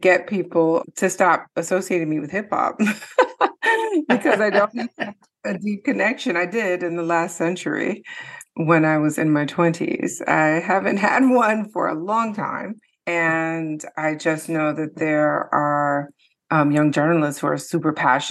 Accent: Detroit, Michigan, United States; growing up in Detroit, I grew up when Motown was in its review stage.

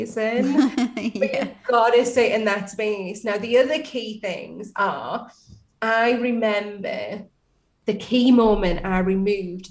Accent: Newcastle upon Tyne, North East England, United Kingdom; accent: Geordie; I'm from Newcastle

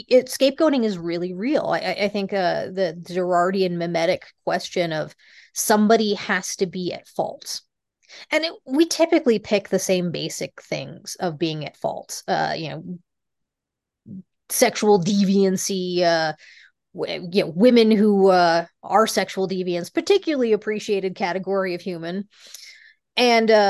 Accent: Fremont, California, United States; born there; also born or lived in Rocky Mountains; very much realized that the future was coming, picked us up, moved us from the West to Silicon Valley. Uh, I was born in Fremont. Uh, decided maybe that wasn't for them and you know we we picked up and went back to the rockies

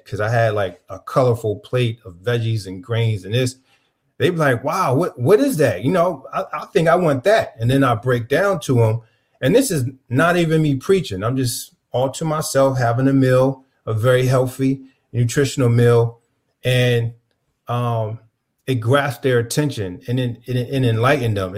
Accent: Camden, New Jersey, United States; When I was growing up in Camden, New Jersey

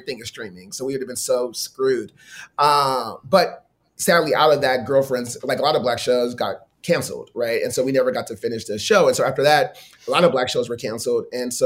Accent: Los Angeles, California, United States; I grew up in View Park and like Leimert Park and Baldwin Hills

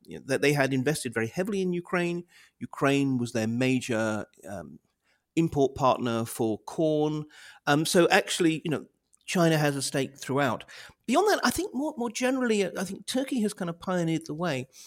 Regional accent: United Kingdom; as a Brit

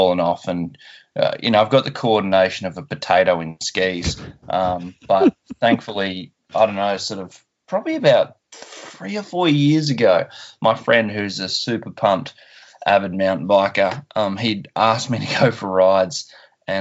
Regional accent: Tasmania, Australia; born or raised there; also born or lived in Perth, Western Australia

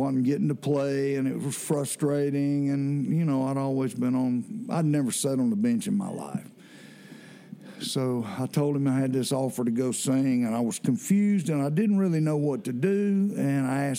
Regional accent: Athens, Georgia, United States; I was from Athens, so the university was just right across town

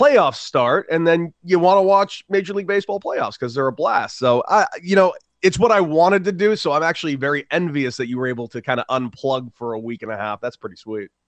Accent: Santa Monica, California, United States; I'm born and raised in Santa Monica, California

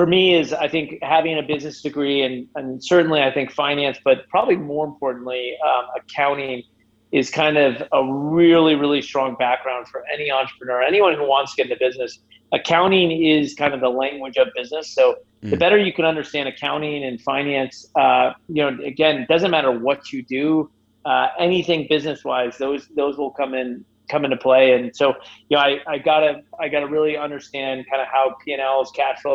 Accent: Southern Arizona, United States; I grew up in Southern Arizona.

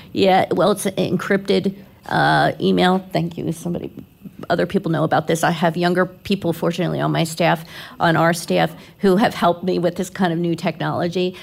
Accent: Philadelphia, Pennsylvania, United States; now in Florida, United States; I grew up in Philly

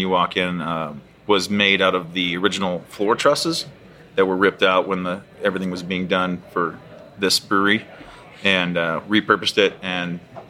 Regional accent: Fort Collins, Colorado, United States; I grew up in Fort Collins

